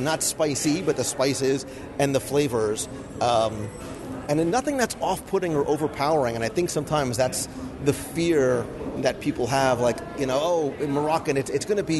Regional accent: Northeast, United States; growing up in the Northeast

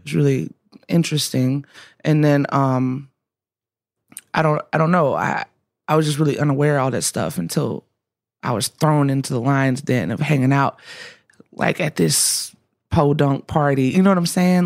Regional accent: Alabama, United States; I'm from Alabama

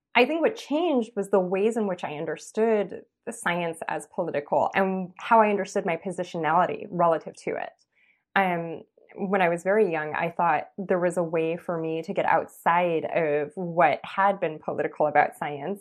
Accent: Los Angeles, California, United States; I grew up in East Los Angeles

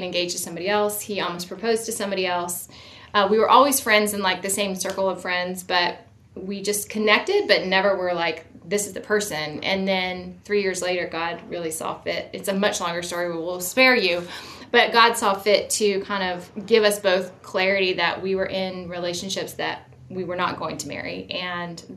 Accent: Florida, United States; moved away; also born or lived in Virginia; I grew up in Florida

